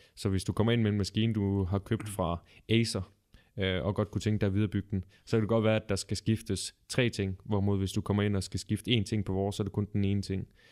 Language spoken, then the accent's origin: Danish; Ølgod, Southern Denmark, Denmark; Jeg kommer oprindeligt fra Ølgod